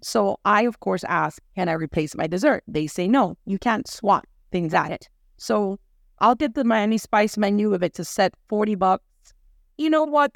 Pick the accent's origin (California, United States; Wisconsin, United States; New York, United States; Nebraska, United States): New York, United States; now in Miami, United States; I'm from New York, guys. I am from New York